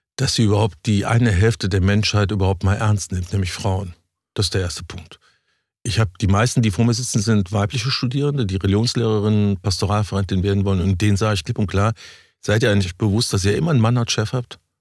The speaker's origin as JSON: {"language": "German", "town": "Cologne", "region": "North Rhine-Westphalia", "country": "Germany", "said": "ich bin Rheinländer"}